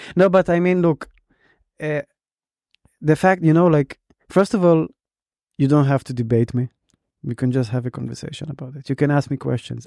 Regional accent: Israel; now in Berlin, Germany; I used to like identify as an Israeli

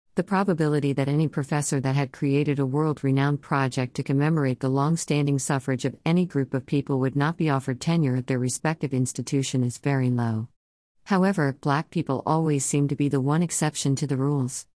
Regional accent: North Carolina, United States; my home state of North Carolina

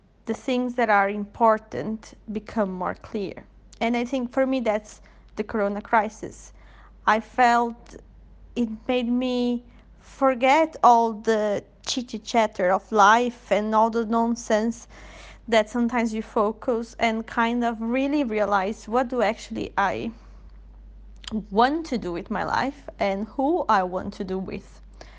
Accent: Brazil; now in Sweden; from Brazil, living in Sweden

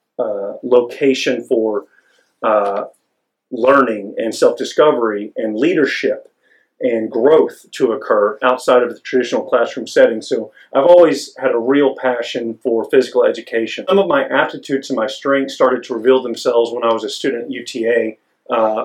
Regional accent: Longview, Texas, United States; I'm from Longview, Texas, East Texas, a couple hours east of here.

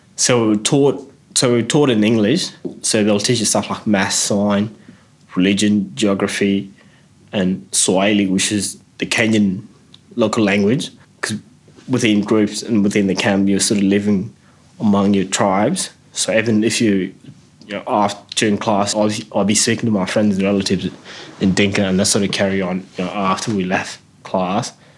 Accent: Adelaide, South Australia, Australia; when I was growing up in Adelaide

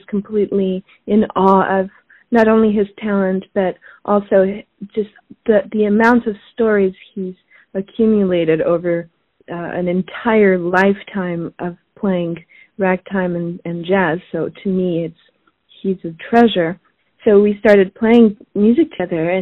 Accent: Switzerland; also born or lived in Paris, France; now in New York, United States; I was born in Switzerland. I grew up between Switzerland and Paris

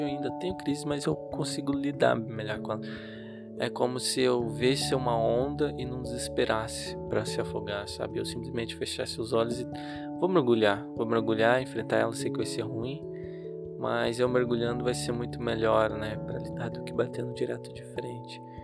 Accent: Curitiba, Paraná, Brazil; no lugar onde eu nasci, que eu cresci em Curitiba

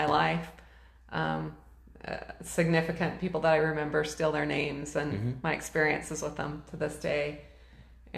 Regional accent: Ogden, Utah, United States; moved away as an adult; also born or lived in Boise, Idaho / Kuna, Idaho; now in Caldwell, United States; I grew up in Ogden, Utah.

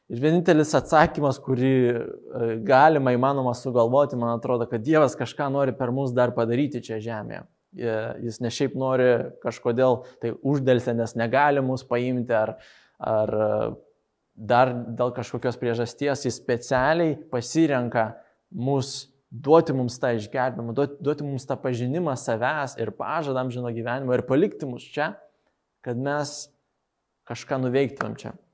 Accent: Moldova; Lithuanian is a second language; moved away; aš iš Moldovos

